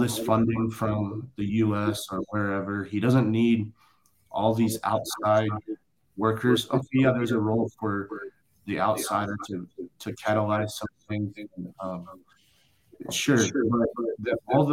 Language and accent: English; rural Indiana, United States; moved away as an adult; coming from rural Indiana.